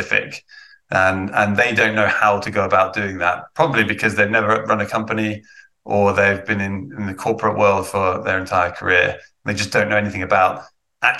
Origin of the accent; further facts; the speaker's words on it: Northampton, East Midlands, United Kingdom; also born or lived in London / Singapore; now in Sweden; I'm British. I'm from Northampton in the Midlands